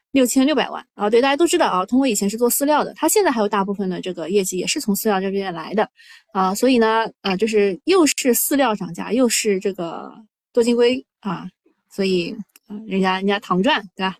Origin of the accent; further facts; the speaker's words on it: Shanghai, China; 我是上海人